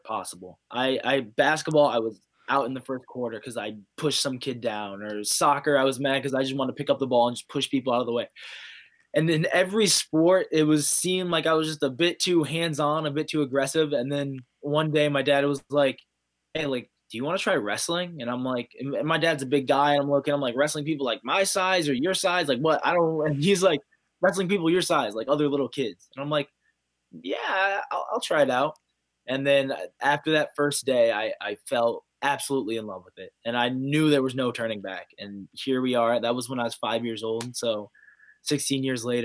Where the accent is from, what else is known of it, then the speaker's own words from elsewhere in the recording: Ohio, United States; Ohio's wrestling is, that a good majority of us are making it to that Division I level. It's so much fun growing up in an environment like